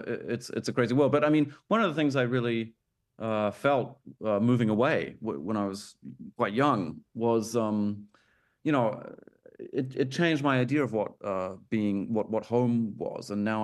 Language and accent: English; Auckland, New Zealand; moved away as an adult; now in Berlin, Germany; I was born in Auckland.